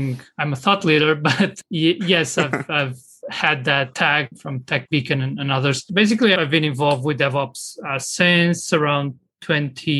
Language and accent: English; Lisbon, Portugal; I am from Lisbon in Portugal